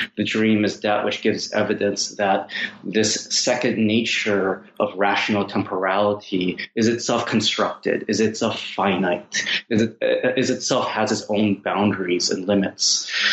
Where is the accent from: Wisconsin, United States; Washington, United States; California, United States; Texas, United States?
Washington, United States; Seattle; a Chinese American kid growing up in Seattle